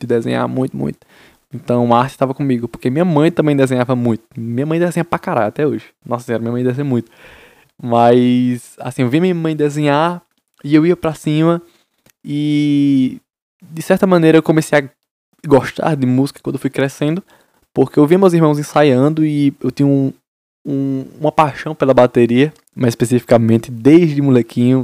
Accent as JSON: {"language": "Portuguese", "region": "Paraíba", "country": "Brazil", "said": "Sou da Paraíba. Interiorzinho, vocês Isabel, Paraíba"}